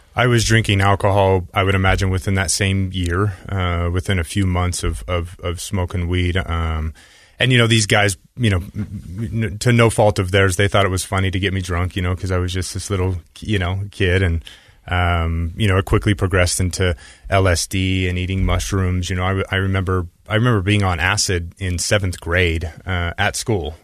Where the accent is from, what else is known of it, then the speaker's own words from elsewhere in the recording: Utah, United States; I grew up here in Utah